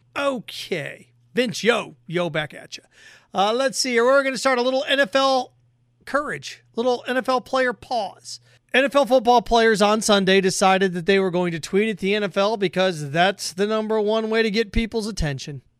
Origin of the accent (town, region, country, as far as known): United States